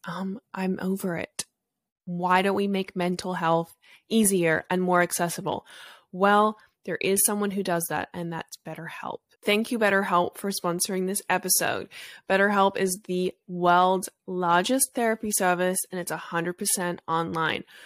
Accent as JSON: {"language": "English", "country": "Australia", "said": "I'm from Australia"}